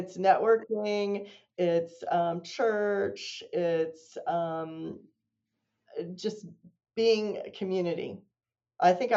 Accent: Kansas, United States; moved away as an adult; also born or lived in Missouri; now in North Carolina, United States; I grew up in Kansas

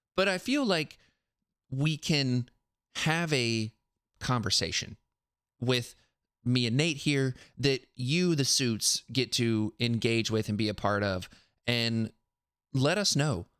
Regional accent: South Carolina, United States; now in Tennessee, United States; I live in Tennessee now, but I grew up and learned in South Carolina

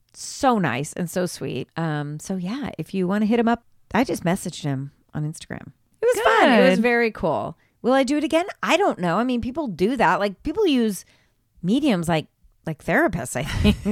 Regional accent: Ireland; First of all, I am Irish. I am Irish. So when this popped up, I thought, well, what better medium for me to start with?

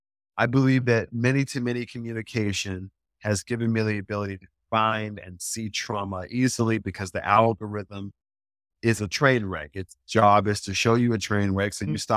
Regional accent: Deep South, United States; I'm from the Deep South, right?

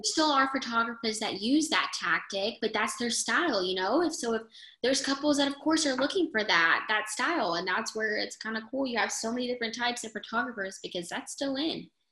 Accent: United States; I'm from New York

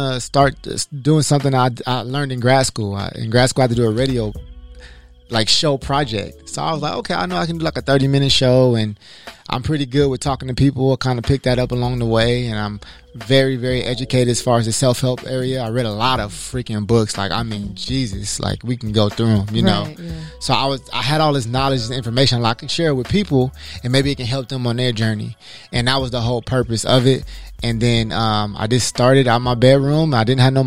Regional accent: Los Angeles, California, United States; I'm from Los Angeles, California. I graduated from Inglewood High School

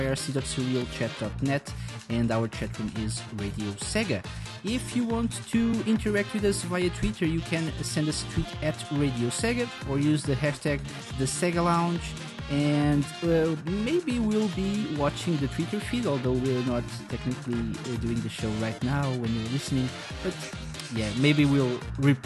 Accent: Portugal; I'm from Portugal.

